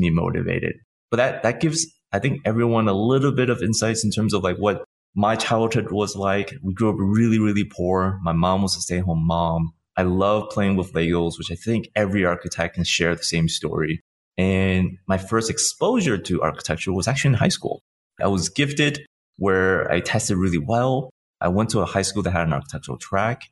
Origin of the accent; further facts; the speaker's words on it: Chicago, Illinois, United States; I was born and raised in Chicago